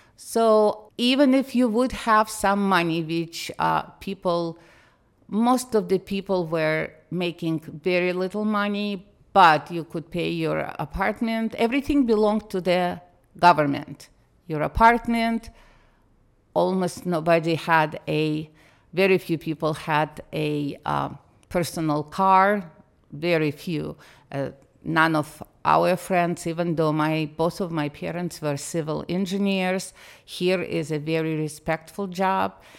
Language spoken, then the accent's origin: English; Moscow, Russia; English is a second language; moved away as an adult; now in United States; I did not grow up in Russia. I grew up in the Soviet Union